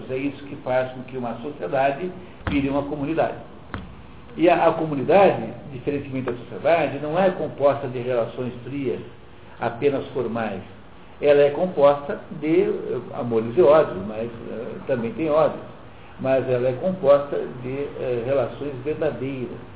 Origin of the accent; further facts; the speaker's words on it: Curitiba, Paraná, Brazil; eu sou curitibano